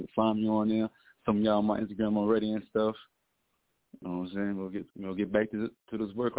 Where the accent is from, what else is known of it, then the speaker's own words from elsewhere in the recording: New York, United States; I'm from New York